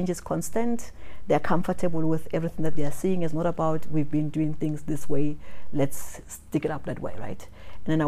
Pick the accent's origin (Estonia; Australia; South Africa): South Africa; in South Africa, we're seen more like the Americans. We say what we think, the way we say it.